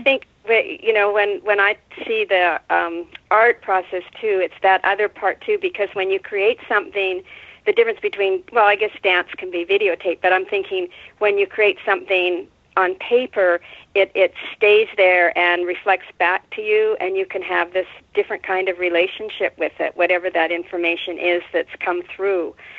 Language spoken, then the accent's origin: English; Winnipeg, Manitoba, Canada; moved away as an adult; also born or lived in Carmel, California / Mendocino, California; now in California, United States; I grew up in Winnipeg